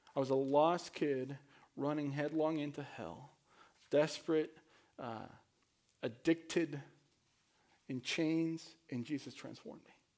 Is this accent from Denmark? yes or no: no; Mexico; moved away as an adult; now in United States; I was born and raised in Mexico. I came, uh, to the United States at nineteen as an immigrant.